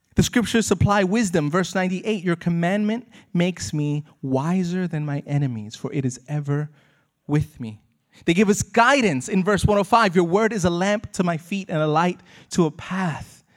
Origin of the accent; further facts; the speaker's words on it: United States; growing up in America